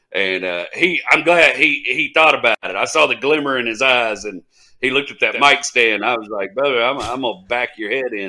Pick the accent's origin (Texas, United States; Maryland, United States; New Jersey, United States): Texas, United States; Kilgore; I'm from Kilgore, and we don't mess with Terrell.